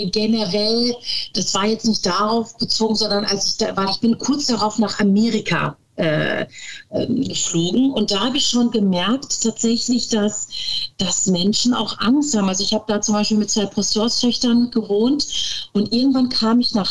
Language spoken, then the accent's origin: German; Turkey; dass ich ja dann auch als Türkin muslimischen Hintergrund habe